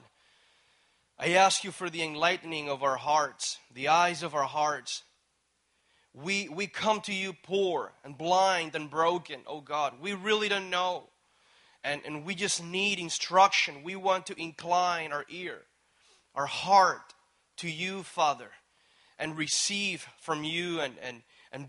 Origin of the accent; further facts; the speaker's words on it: Puerto Rico; moved away as an adult; I actually flew from Puerto Rico here. And anyways, I was born, raised there